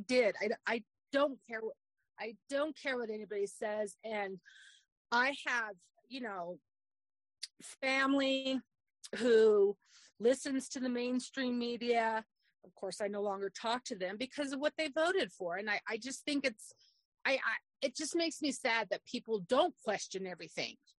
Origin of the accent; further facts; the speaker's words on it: Arizona, United States; I was born in Arizona um, many, many years ago